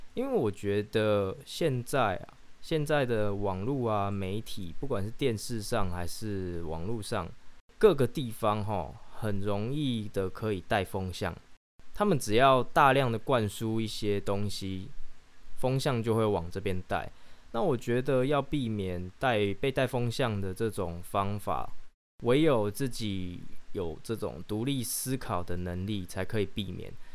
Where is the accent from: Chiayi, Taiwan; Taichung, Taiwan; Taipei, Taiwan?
Chiayi, Taiwan; 可以叫我嘉义人